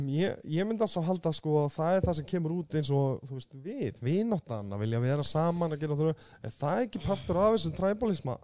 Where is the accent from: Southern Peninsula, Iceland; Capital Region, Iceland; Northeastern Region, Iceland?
Southern Peninsula, Iceland; Reykjanesbær; ég er úr Reykjanesbæ, ég er úr Keflækinu